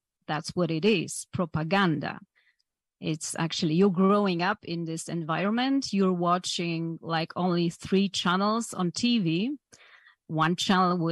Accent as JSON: {"language": "English", "country": "Poland", "tie": "born or raised there", "second_language": "English", "said": "So I've been growing up in communist Poland. As you said, I was born in Poland in 1975."}